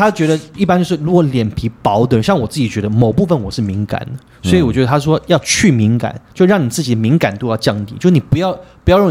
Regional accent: Taiwan; 我们台湾人不要这样讲

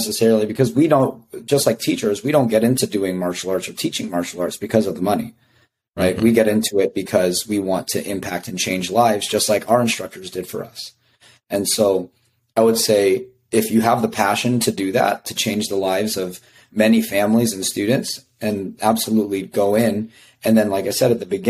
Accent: Las Vegas, Nevada, United States; now in Champaign, United States; being from Las Vegas, that was super helpful because I like to think that I'm now a Midwesterner, but I'm still a city boy, you know, like coming from Las Vegas, it's huge

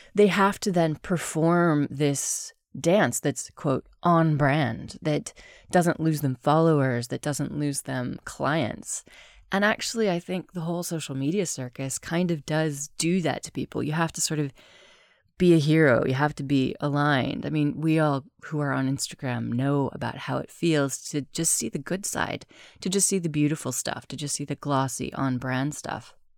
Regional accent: United States; also born or lived in United Kingdom; now in Spain; I'm American, I'm also British, I live in Spain

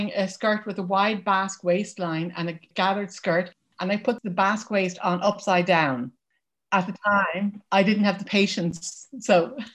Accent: Dublin, Leinster, Ireland; moved away as an adult; now in County Wexford, Ireland; I'm from Dublin, which is the capital city where I lived until 6 years ago when we moved to rural Ireland.

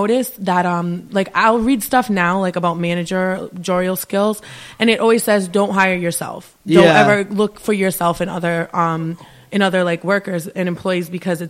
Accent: Providence, Rhode Island, United States; I grew up in Providence, like around the Chalkstone area, but in high school I moved over here

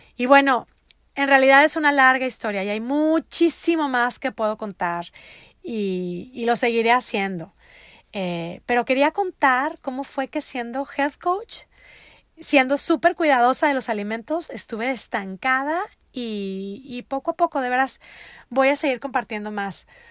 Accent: Monterrey, Nuevo León, Mexico; moved away as an adult; also born or lived in Netherlands; now in United States; Yo soy de Monterrey, Nuevo León, México, mi amada ciudad en donde está el resto de mi hermosa familia

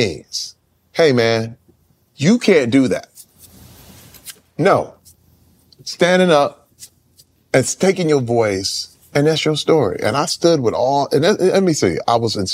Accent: Flint, Michigan, United States; I'm from Flint

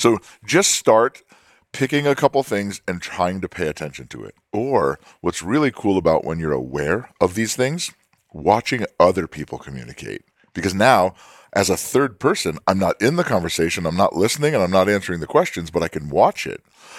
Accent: California, United States; yeah, they probably can talk like that in New York City, but I'm in Alabama. They don't do that. Like, I'm from California.

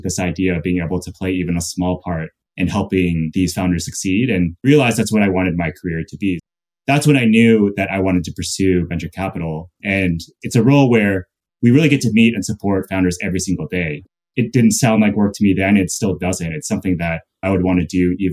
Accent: Louisville, Kentucky, United States; moved away; also born or lived in North Dakota; I was actually born in North Dakota, and I grew up in Kentucky.

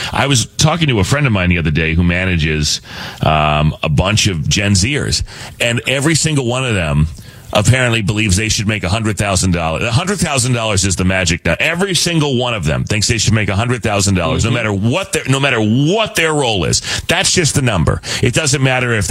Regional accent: Arizona, United States; growing up in Arizona

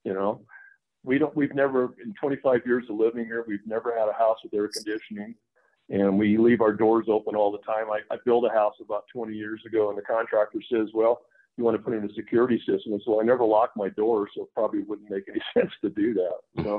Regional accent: Iowa, United States; moved away as an adult; now in Colorado, United States; I grew up in Iowa. And I know all about mosquitoes and humidity and 100 degree heat and 95% humidity and all that. And then I remember the first night we moved out here in 95

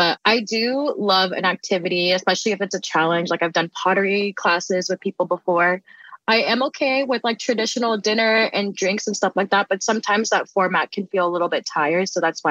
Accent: Philippines; I'm Filipino and I lost my Lola about 2 years ago.

